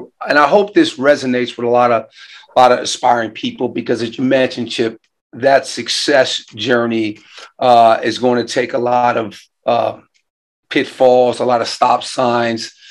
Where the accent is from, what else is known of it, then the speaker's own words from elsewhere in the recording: New York, United States; moved away; I am from New York originally